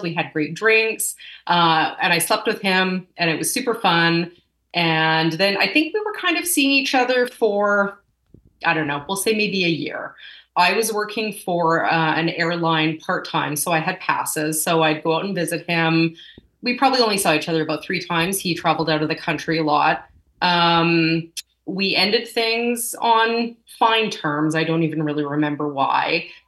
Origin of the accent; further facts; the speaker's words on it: Winnipeg, Manitoba, Canada; moved away; also born or lived in Calgary; here, and I left for 18 years, came back. So I'm calling myself a re-Winnipegger.